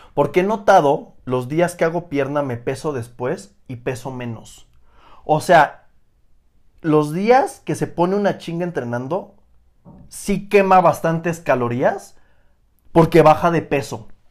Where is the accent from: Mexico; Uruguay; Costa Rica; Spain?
Mexico; Oaxaca; yo soy de Oaxaca